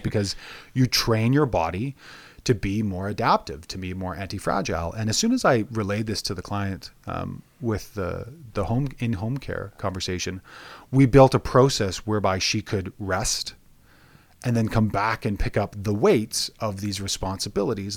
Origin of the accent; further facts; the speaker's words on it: Alberta, Canada; I was born and raised in Alberta